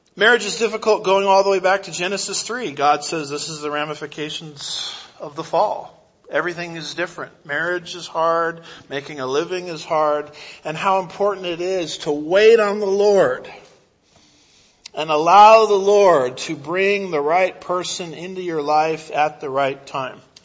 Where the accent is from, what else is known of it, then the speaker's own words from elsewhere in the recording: United States; I'm an American